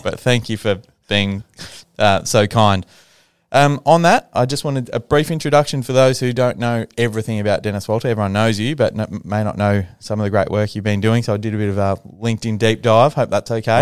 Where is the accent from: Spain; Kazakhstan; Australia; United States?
Australia; Ballarat, Victoria; I grew up in Ballarat